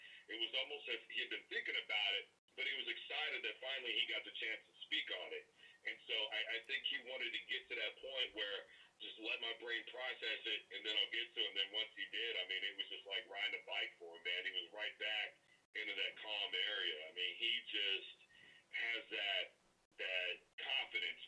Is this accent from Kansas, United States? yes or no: yes; Wichita, Kansas, United States; also born or lived in Omaha / Oklahoma City / United Kingdom; now in Arkansas, United States; That is my hometown. That's where I'm from